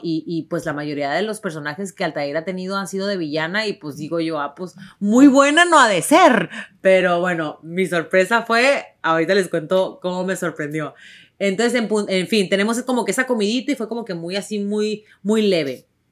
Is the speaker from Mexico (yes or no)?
yes; Tijuana, Baja California, Mexico; accent: ranchero; moved away as an adult; Yo nací en Tijuana, yo crecí en Tijuana